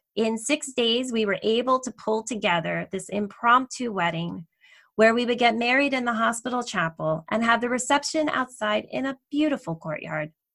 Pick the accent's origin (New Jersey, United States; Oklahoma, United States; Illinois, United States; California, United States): New Jersey, United States; also born or lived in Delaware; I grew up in New Jersey near New York City